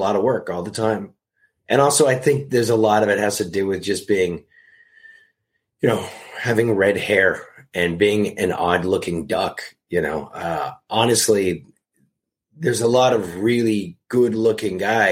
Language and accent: English; Canada; moved away as an adult; also born or lived in Toronto, Canada; now in Los Angeles, United States; growing up in Canada, working there, and then moving to Los Angeles when I was 25